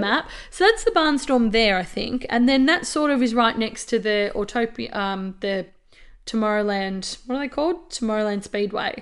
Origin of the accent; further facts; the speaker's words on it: Australia; as an Australian